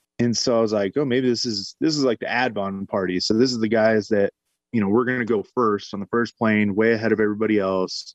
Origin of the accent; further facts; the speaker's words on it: Bay Area, California, United States; moved away; also born or lived in Colorado Springs; I'm originally from the Bay Area